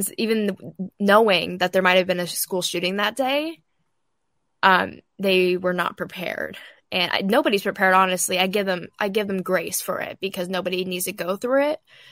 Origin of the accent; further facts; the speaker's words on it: outside Portland, Oregon, United States; I'm from outside Portland, Oregon